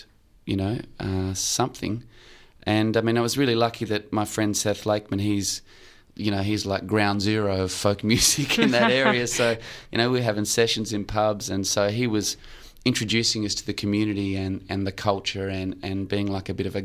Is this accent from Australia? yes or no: yes; Australia; I'm from Australia, born here